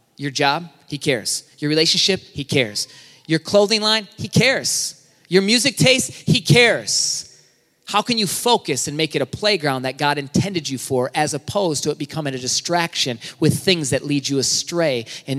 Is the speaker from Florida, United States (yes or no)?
no; Michigan, United States; I'm from Michigan. That's my Michigan license.